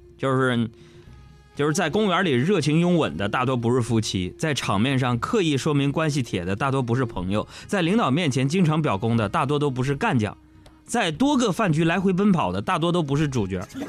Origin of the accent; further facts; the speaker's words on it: Northeast China, China; moved away; 我们东北老家有一种饮食文化特别不好